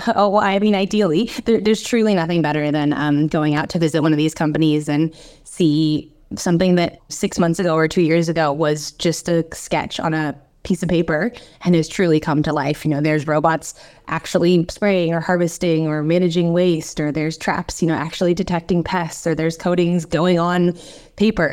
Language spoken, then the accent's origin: English; United States; accent: American; moved away as an adult; now in Australia; I'm American originally, as you can tell by my accent